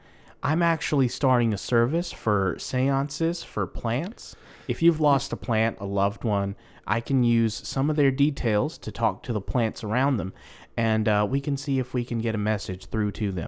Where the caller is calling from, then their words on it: Massachusetts, United States; Well, I'm actually calling from Massachusetts, and I was wondering.